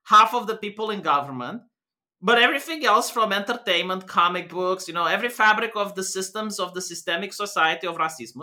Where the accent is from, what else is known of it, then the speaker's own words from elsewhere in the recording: Romania; I'm white, but I'm from Romania